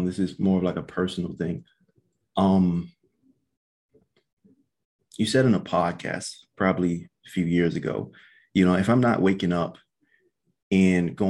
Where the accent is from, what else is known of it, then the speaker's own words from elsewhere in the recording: Maryland, United States; now in Los Angeles, United States; I'm living in LA, but I'm from Maryland. You know, that is just trees